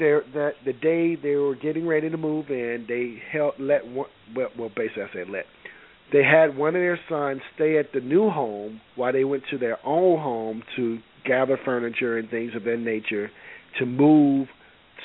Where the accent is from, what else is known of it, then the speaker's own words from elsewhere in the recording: Deep South, United States; moved away; I'm from the Deep South.